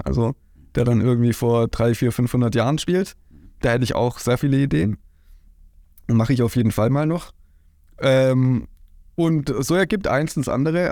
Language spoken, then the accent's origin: German; Heimsheim, Baden-Württemberg, Germany; ich komme aus Heimsheim